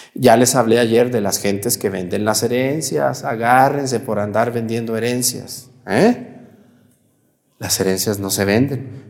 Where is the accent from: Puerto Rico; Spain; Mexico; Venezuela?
Mexico; moved away; Cuando yo voy a mi pueblo allá en Mestigacán, yo llego a la casa de mis abuelos que ya no viven, donde yo crecí